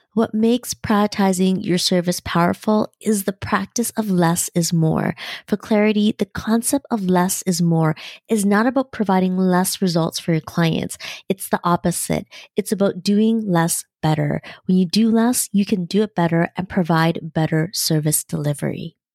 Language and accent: English; Canada; As a Canadian